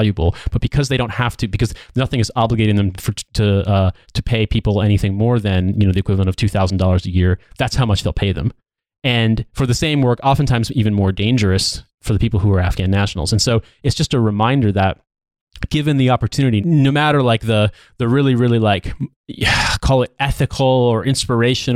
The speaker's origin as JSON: {"language": "English", "country": "United States", "said": "I'm an American citizen."}